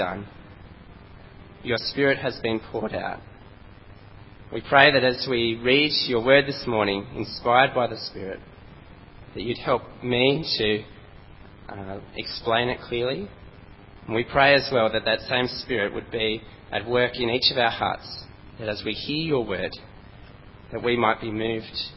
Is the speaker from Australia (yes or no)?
yes; Australia; accent: strong Aussie; my strong Aussie accent